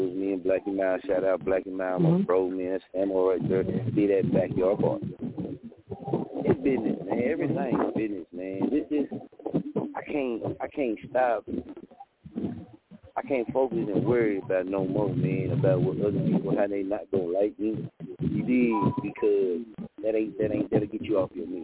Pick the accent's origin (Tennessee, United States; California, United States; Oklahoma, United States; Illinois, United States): Oklahoma, United States; Muskogee; also born or lived in Wichita, Kansas; I'm from Muskogee, man. So I got the Oklahoma in me